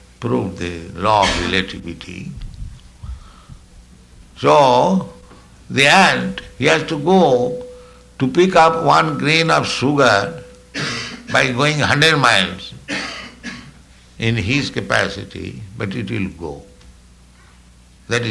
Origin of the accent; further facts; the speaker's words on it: India; I am Indian